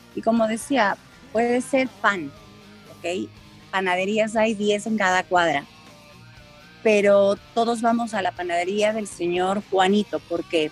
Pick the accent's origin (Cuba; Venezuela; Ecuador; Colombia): Ecuador; Somos ecuatorianas de carne y hueso